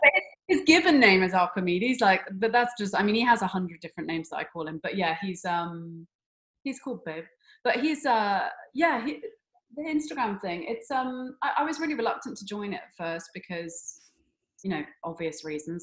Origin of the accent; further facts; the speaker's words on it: Somerset, South West England, United Kingdom; we're, we're both from Somerset, which is in the, the West Country in England